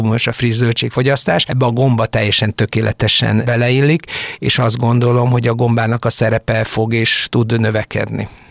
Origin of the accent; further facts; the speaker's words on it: Senta, Vojvodina, Serbia; moved away as an adult; also born or lived in Budapest, Hungary; now in Hungary; mindannyian délvidékről származunk, azaz a történelmi Magyarország területéről, valamikori Bácsbodrog bodrog vármegyéből, Zántáról, ami Szegettől délre a Tisza mentén található